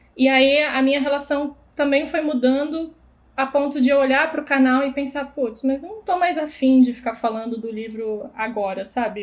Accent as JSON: {"language": "Portuguese", "town": "Blumenau", "region": "Santa Catarina", "country": "Brazil", "said": "Sou de Blumenau, onde inclusive conheci Camila"}